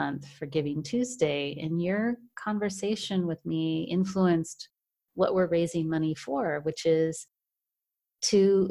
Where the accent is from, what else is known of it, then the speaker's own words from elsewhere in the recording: United States; now in Germany; I'm a woman from the United States now living in Germany